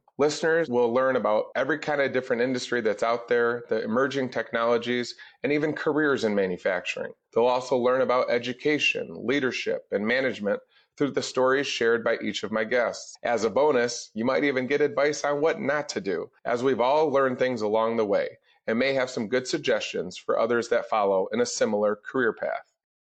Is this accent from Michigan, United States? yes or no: yes; Kalamazoo, Michigan, United States; I was born and raised here in West Michigan in Kalamazoo